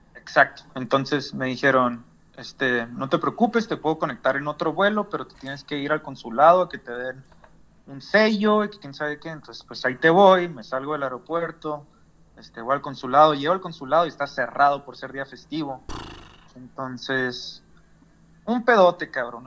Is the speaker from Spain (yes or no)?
no; northern Mexico, Mexico; now in United States; porque soy ciudadano mexicano, tenía que comprobarle a ellos que yo era mexicano y estaba volando a mi país